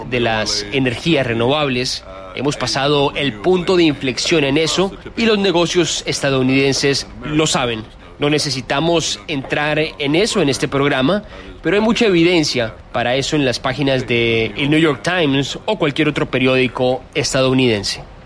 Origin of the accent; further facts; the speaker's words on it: Fiji; Yo soy de Fiji